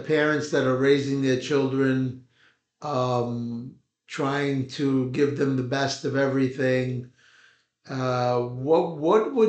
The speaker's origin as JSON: {"language": "English", "town": "New York City", "region": "New York", "country": "United States", "tie": "born or raised there", "said": "we grew up in Brooklyn, New York, in a small neighborhood called Williamsburg, Brooklyn"}